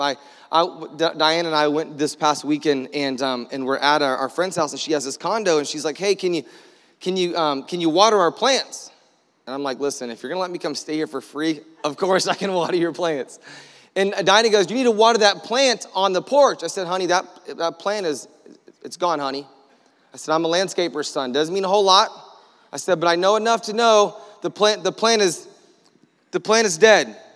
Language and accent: English; Orlando, Florida, United States; we're from Florida. Like, we have a hard time, in, we're from Orlando